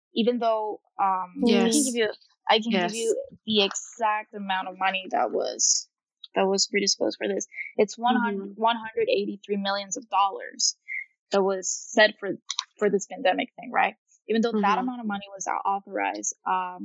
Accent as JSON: {"language": "English", "town": "Tegucigalpa", "region": "Francisco Morazán", "country": "Honduras", "tie": "born or raised there", "also_born_or_lived": "Virginia, United States", "moved": "as an adult", "said": "I was born here in Tegucigalpa, Honduras, and I lived here all my life until I was 19 when I moved to the States for studying reasons."}